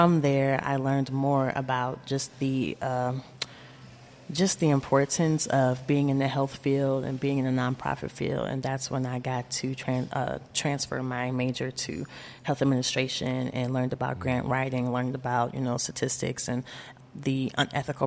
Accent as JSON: {"language": "English", "town": "South Bend", "region": "Indiana", "country": "United States", "tie": "born or raised there", "also_born_or_lived": "Terre Haute, Indiana", "said": "I grew up right here in South Bend, Indiana. I was born in Indianapolis, Indiana, but moved here when I was just an infant."}